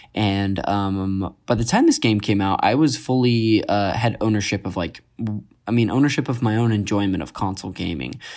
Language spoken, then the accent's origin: English; Modesto, California, United States; I grew up in Northern California, Modesto